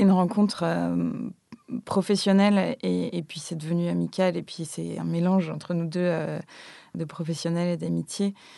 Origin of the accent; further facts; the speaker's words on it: Gulf of Morbihan, Brittany, France; j'ai grandi, euh, j'ai grandi euh, en Bretagne au bord de la mer, dans un tout petit village un peu perdu au fond du golfe du Morbihan.